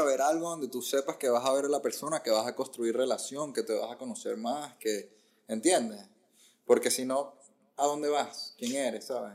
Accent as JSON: {"language": "Spanish", "town": "Caracas", "region": "Capital District", "country": "Venezuela", "tie": "born or raised there", "also_born_or_lived": "Ecuador / Barquisimeto", "moved": "as an adult", "lives_now": "United States", "said": "fui a Caracas y estuve en Caracas hasta los 24, 25 años"}